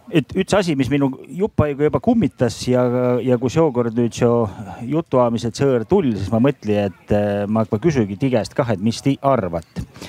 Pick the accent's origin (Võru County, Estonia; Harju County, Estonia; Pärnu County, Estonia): Võru County, Estonia; Võro